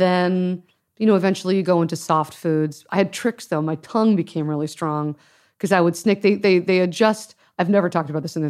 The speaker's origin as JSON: {"language": "English", "town": "Los Angeles", "region": "California", "country": "United States", "tie": "born or raised there", "said": "My parents were Canadian, but I grew up in Los Angeles."}